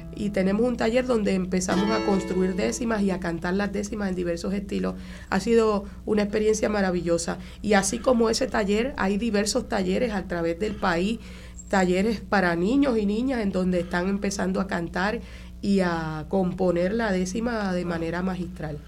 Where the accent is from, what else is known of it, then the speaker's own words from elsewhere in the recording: Caguas, Puerto Rico; yo soy del barrio de San Salvador de Cagua